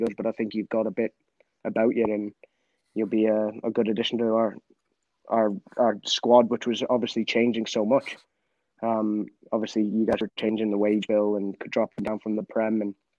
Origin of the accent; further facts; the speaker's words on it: Edinburgh, Scotland, United Kingdom; born there; And I was born in Edinburgh, obviously.